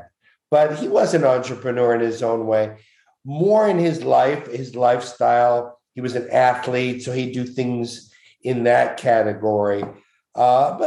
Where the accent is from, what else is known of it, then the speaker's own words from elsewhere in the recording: Montreal, Quebec, Canada; I'm from Montreal